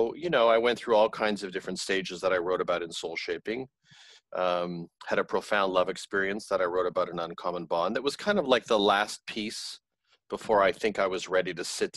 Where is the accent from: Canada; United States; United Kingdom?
Canada; I grew up in Canada in a tumultuous family home